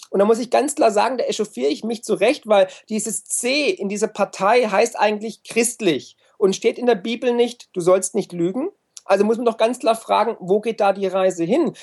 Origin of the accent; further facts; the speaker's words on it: Swabia, Germany; also born or lived in United States; als Schwabe, der ich ja bin